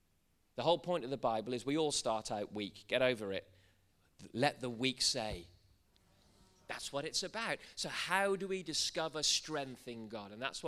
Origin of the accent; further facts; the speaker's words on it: Wales, United Kingdom; I'm a Welshman, really. I should talk like this.